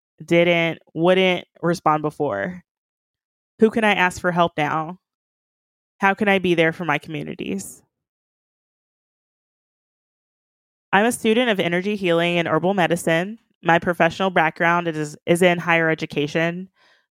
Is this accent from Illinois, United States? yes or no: no; Kentucky, United States; now in Columbus, United States; I grew up in Kentucky, crossing over the Ohio River every morning to go to school.